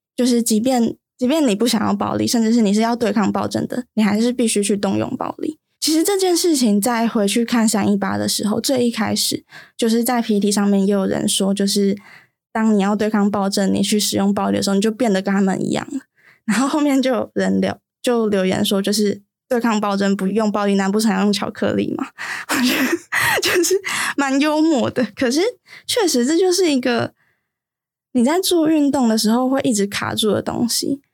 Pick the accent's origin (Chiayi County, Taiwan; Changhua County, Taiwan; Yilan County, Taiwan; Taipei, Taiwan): Yilan County, Taiwan; 我是宜兰人，所以其实我并没有参与到三一八